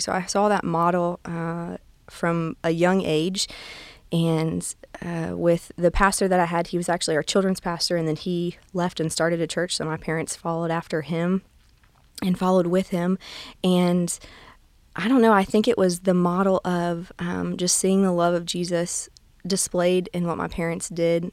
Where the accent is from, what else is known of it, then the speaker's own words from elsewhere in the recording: near Gulf Shores, South Alabama, United States; I'm originally from South Alabama. Um, I grew up in a town just north of Gulf Shores